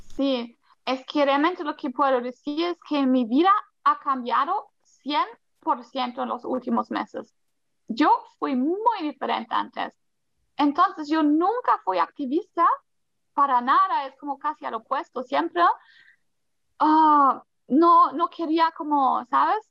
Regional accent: Germany; Spanish is a second language; moved away as an adult; also born or lived in Colombia; ahora en Alemania, pues yo nací acá, pero nunca me sentí muy alemana

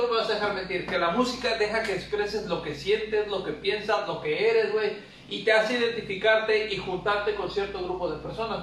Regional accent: Mexico; somos mexicanos

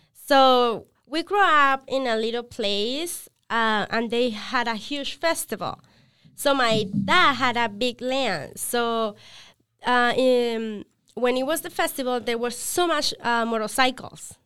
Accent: Villavicencio, Meta, Colombia; moved away as an adult; now in United States; I'm from a city named Villavicencio, which is not very known.

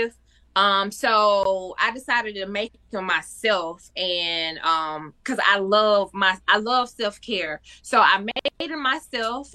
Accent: Union, South Carolina, United States; now in Charlotte, United States; I am from Union, South Carolina, but I've been in Charlotte, North Carolina for a lot of years now.

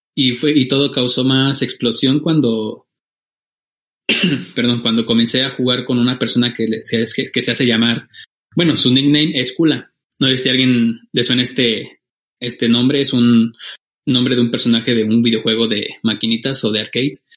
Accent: Michoacán, Mexico; now in Oaxaca, Mexico; yo soy de, soy mexicano, vivo en el estado de Oaxaca la mayor parte del año, pero soy michoacano

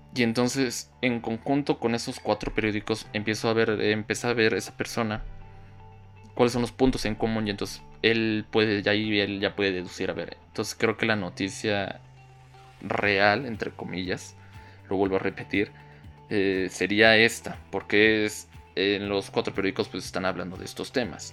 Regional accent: Mexico; aquí en mi país

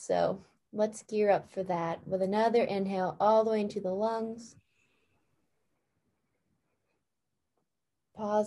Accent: Escanaba, Michigan, United States; we grew up in the same town. And for anyone who doesn't know, we're both from Escanaba

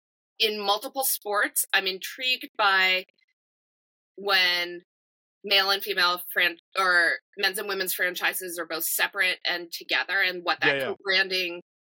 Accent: New Jersey, United States; now in Boston, United States; and I grew up in New Jersey, right?

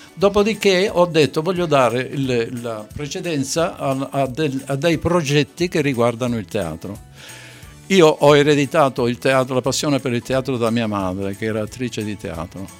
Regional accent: Sicily, Italy; now in Veneto, Italy; non sono veneto, sono siciliano, ma sono veneto di adozione

